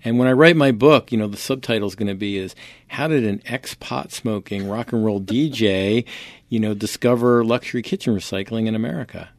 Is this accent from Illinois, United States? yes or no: no; Poughkeepsie, New York, United States; moved away; also born or lived in Providence, Rhode Island / Greenwich; I grew up in Poughkeepsie, New York